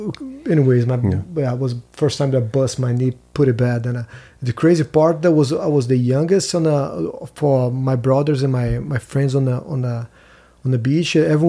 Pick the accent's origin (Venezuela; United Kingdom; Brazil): Brazil; Brasília, Federal District; English is a second language; moved away; Brasilia, yes. Okay. As the capital, and I was born and raised there.